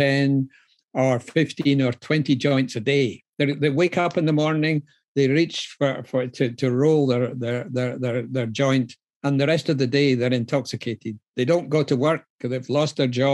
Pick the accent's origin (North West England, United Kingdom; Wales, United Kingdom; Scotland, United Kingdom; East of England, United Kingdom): Scotland, United Kingdom; now in London, United Kingdom; I'm actually Scottish, even though I work. even though I work in London